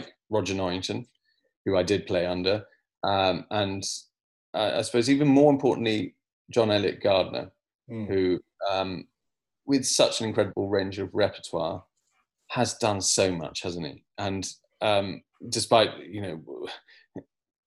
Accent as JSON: {"language": "English", "country": "United Kingdom", "said": "as a British conductor"}